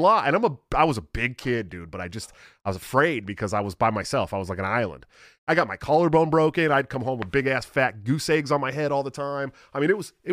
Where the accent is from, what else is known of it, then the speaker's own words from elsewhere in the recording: California, United States; I'm from California